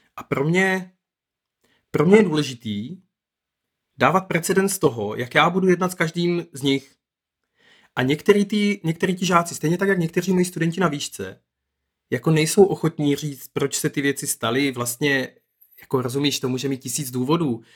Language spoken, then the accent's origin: Czech; Moravian Wallachia, Zlín Region, Czechia; now in Brno, Czech Republic; já jsem se narodil na Valašsku a tam je situace ve školství fakt jako hodně jiná